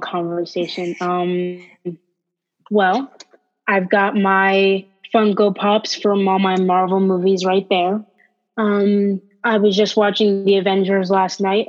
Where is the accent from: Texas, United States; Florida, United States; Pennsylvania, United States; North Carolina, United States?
Pennsylvania, United States; also born or lived in Baltimore, Maryland; I moved from Baltimore to Pennsylvania